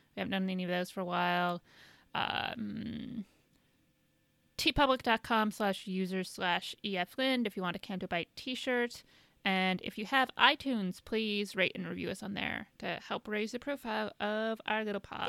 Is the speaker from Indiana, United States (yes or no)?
yes; Indiana, United States; moved away; I'm from Indiana